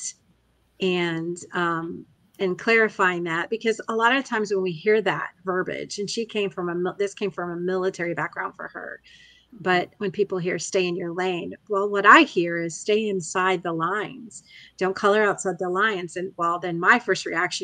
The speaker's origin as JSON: {"language": "English", "country": "United States", "tie": "born or raised there", "said": "Even though I was born in the United States"}